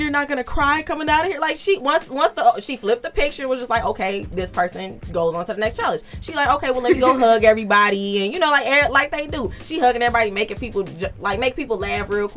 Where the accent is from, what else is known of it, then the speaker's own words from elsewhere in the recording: Chicago, Illinois, United States; growing up in Chicago